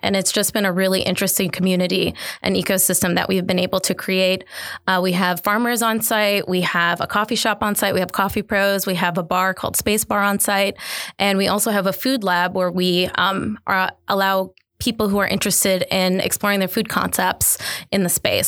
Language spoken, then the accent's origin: English; Detroit, Michigan, United States; moved away as an adult; now in Jackson, United States; I'm originally from Detroit, Michigan, moved here in twenty eighteen